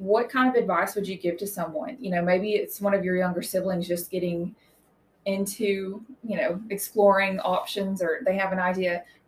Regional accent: Tennessee, United States; I tell people, I came from East Tennessee, and yeah, we had a four-wheeler.

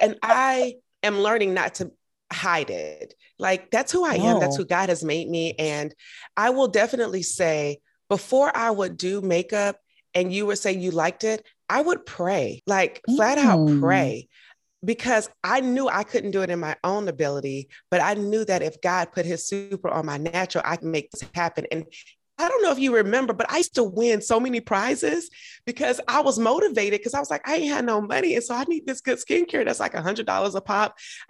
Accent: Augusta, Georgia, United States; also born or lived in Atlanta; I'm from Augusta, Georgia. We don't have a Nordstrom's.

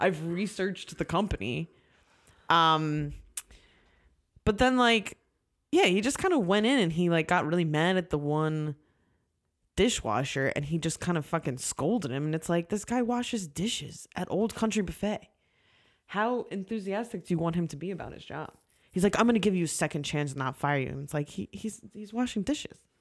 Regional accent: New Jersey, United States; moved away; also born or lived in Philadelphia; I'm from Jersey

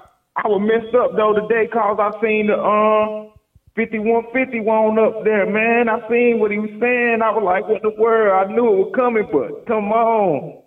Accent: North Carolina, United States; I'm from North Carolina, man.

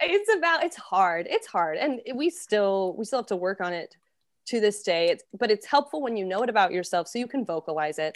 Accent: Colorado, United States; now in New York City, United States; I'm from the States, originally from Colorado, and now I am based in New York City.

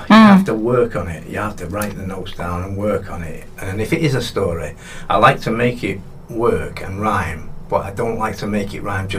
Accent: Salford, North West England, United Kingdom; also born or lived in Manchester; I was born in Salford.

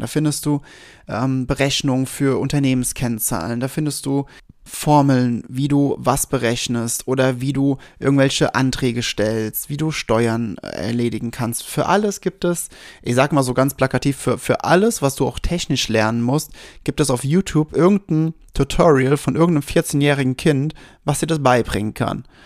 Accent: Westerwald, Rhineland-Palatinate, Germany; also born or lived in Wiesbaden; Ich war so sieben, acht, 8 ungefähr, 7, 8. Und wir sind gerade frisch von Wiesbaden in den Westerwald gezogen

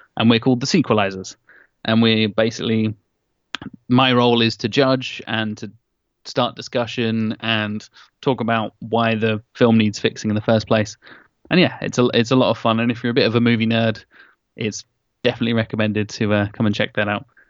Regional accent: Norwich, East of England, United Kingdom; my hometown of Norwich

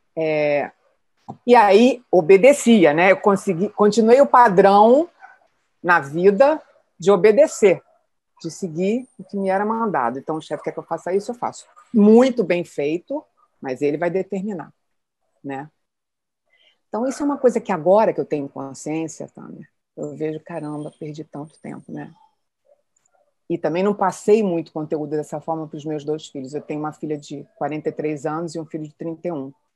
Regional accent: Rio de Janeiro, Brazil; also born or lived in Petrópolis; Eu sou carioca

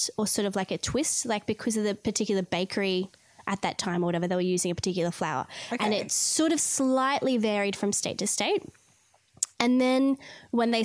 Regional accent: Queensland, Australia; now in New South Wales, Australia; I'm from Queensland

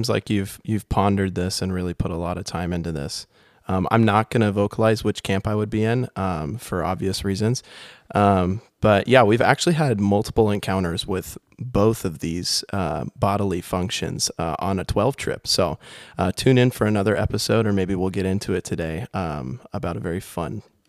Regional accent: Kansas, United States; born or raised there; moved away

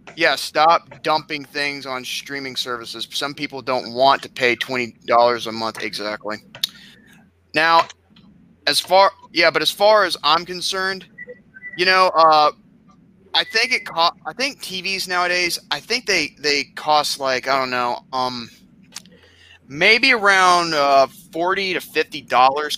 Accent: Boston, Massachusetts, United States; I'm from Boston

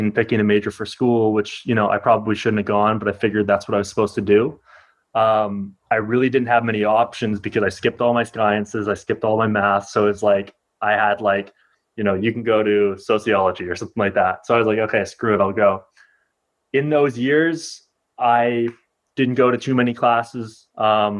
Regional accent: Ottawa, Ontario, Canada; also born or lived in Toronto; I'm originally from Ottawa

